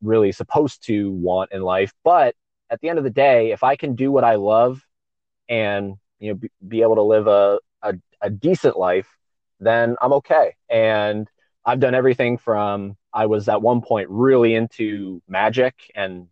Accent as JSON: {"language": "English", "town": "Palm Coast", "region": "Florida", "country": "United States", "tie": "born or raised there", "also_born_or_lived": "St. Augustine, Florida", "lives_now": "Orlando, United States", "said": "I grew up in a town called Palm Coast. It's like an hour and a half from Orlando north"}